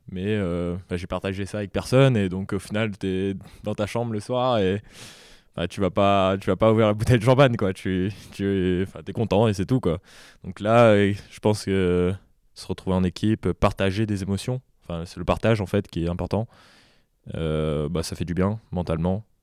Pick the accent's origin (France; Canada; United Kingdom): France; Réunion; je viens de la Réunion, j'ai appris à jouer au tennis là-bas